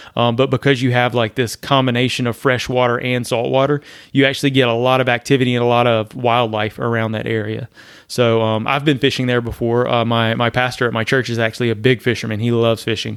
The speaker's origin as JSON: {"language": "English", "region": "Louisiana", "country": "United States", "moved": "as an adult", "lives_now": "Florida, United States", "said": "I'm from Louisiana originally."}